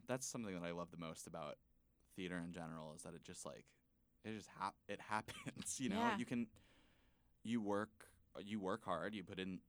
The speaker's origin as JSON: {"language": "English", "town": "Miami", "region": "Florida", "country": "United States", "also_born_or_lived": "Dallas, Texas", "moved": "yes", "said": "I'm from Miami originally, but I lived in Dallas."}